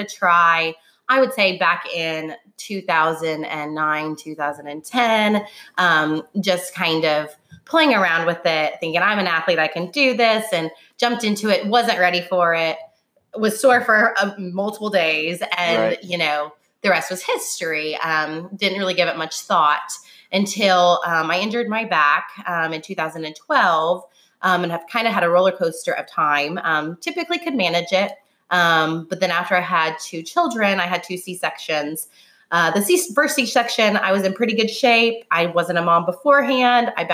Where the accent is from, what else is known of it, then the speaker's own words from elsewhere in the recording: Illinois, United States; moved away as an adult; also born or lived in California / Nashville; now in Dixon, United States; I'm from Illinois originally